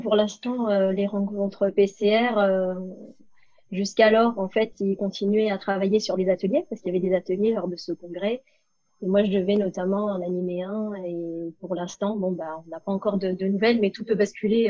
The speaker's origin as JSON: {"language": "French", "town": "Cannes", "region": "Provence-Alpes-Côte d'Azur", "country": "France", "tie": "born or raised there", "said": "je suis née et domiciliée à Cannes"}